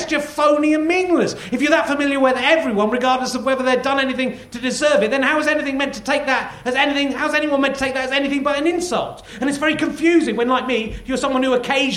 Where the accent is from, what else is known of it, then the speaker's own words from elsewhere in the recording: England, United Kingdom; I'm English